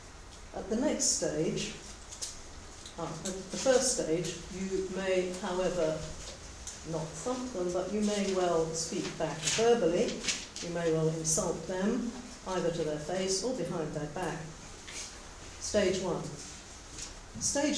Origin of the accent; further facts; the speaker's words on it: England, United Kingdom; also born or lived in South Africa; as an English Anglican priest ordained in the Antipodes myself, albeit in South Africa